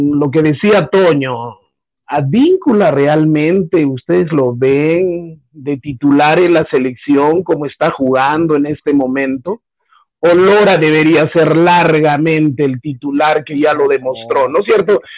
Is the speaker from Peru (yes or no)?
yes; Peru; como peruano